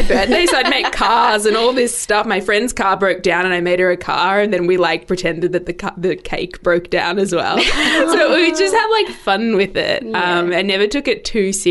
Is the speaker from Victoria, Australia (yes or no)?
yes; Melbourne, Victoria, Australia; I grew up in Melbourne, born and bred.